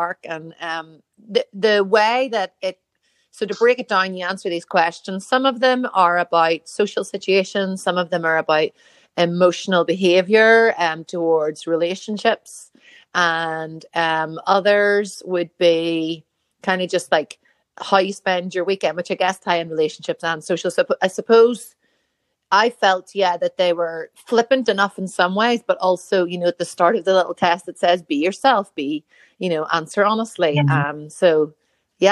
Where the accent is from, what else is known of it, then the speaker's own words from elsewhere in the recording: Northern Ireland, United Kingdom; I am Northern Irish